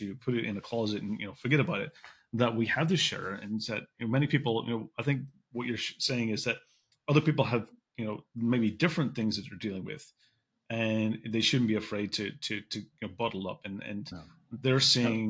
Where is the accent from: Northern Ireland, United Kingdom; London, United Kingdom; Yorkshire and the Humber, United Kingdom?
Northern Ireland, United Kingdom; Belfast; I grew up in Belfast, and Belfast was a place where you never shared anything